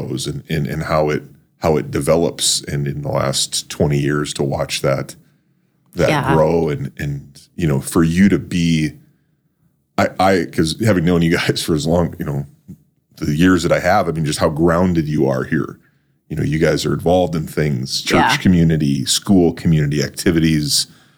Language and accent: English; North Dakota, United States; now in Brandon, United States; I grew up in North Dakota.